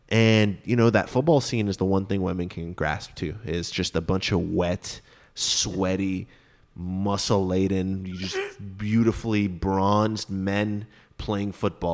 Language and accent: English; Texas, United States; We grew up in Texas.